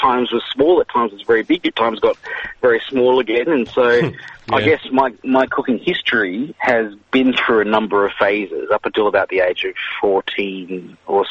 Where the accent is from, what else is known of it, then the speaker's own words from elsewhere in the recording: Malaysia; I grew up in Malaysia, was born in Malaysia anyway